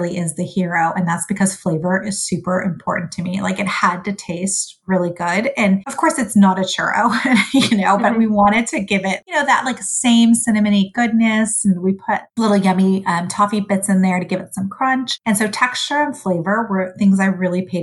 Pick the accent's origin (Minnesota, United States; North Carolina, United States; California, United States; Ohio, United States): California, United States; English is a second language; also born or lived in Sudan / Los Angeles; my family and I immigrated to the United States when I was 5, and I grew up in California